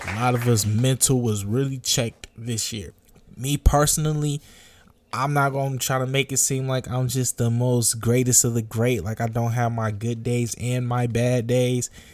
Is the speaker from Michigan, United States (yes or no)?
yes; Detroit, Michigan, United States; my growing up in Detroit